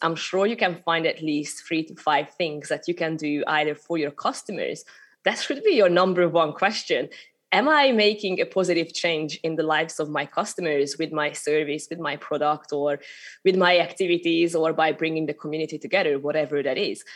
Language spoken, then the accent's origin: English; Hungary; accent: Hungarian; English is a second language; moved away as an adult; also born or lived in United Kingdom / Malta / Sri Lanka; I'm originally from Hungary, so that's a little bit of accent still coming through, showing my showing my origins. But I, I moved over to the UK when I was only 18.